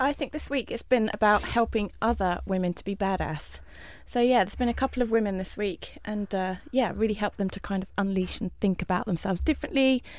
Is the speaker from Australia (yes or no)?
no; Southend, East of England, United Kingdom; Yes, I am an Essex girl. I'm proud of that. I was born in Southend. Didn't spend a lot of time there.